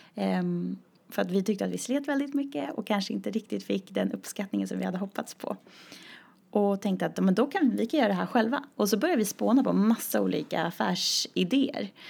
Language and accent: Swedish; a small community outside Uppsala, Uppsala County, Sweden; moved away; jag startade en dansskola i det lilla samhället där jag kommer ifrån